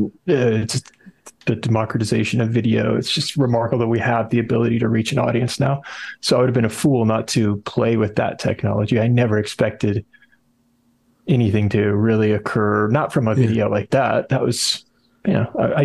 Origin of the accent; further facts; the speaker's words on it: North Carolina, United States; moved away as an adult; now in Massachusetts, United States; I'm originally from North Carolina